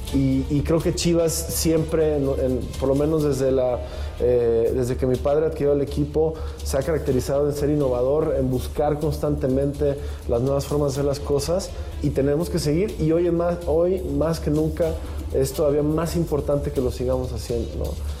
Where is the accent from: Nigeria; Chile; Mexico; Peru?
Mexico; como mexicanos